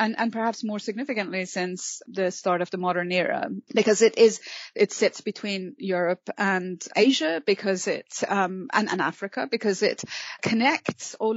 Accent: Mashhad, Razavi Khorasan, Iran; growing up in Mashhad in northeast Iran

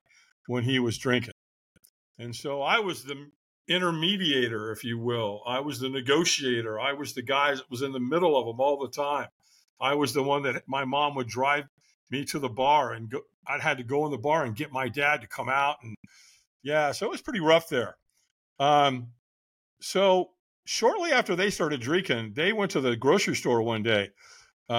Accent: Long Beach, California, United States; also born or lived in Hollywood, California; I moved from Hollywood, California to Long Beach, California

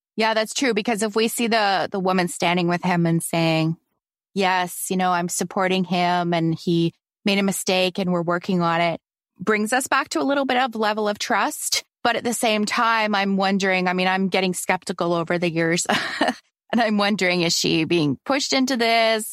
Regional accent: Canada; I'm Canadian

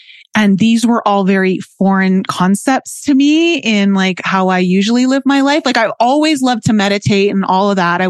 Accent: Toronto, Ontario, Canada; growing up in Toronto, Canada, it's a big city.

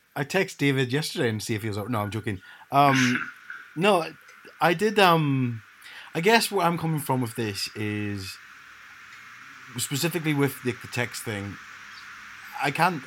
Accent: Ireland; also born or lived in Leeds; growing up in Ireland, there was no alternative race than white

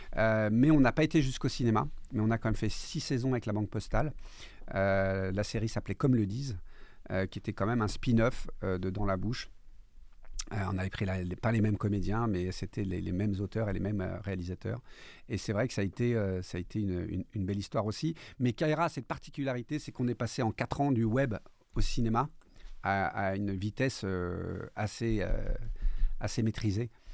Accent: Corsica, France; Comme on dit chez nous en Corse

